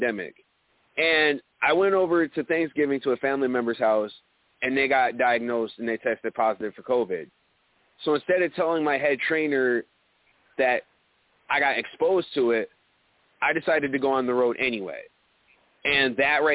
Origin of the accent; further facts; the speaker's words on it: Elmira, New York, United States; my hometown of Elmira, New York